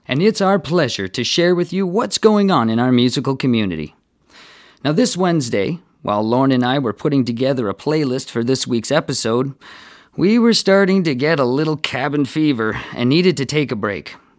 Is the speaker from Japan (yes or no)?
no; Miller Lake, Ontario, Canada; Growing up in Miller Lake, the family would come into the city to get provisions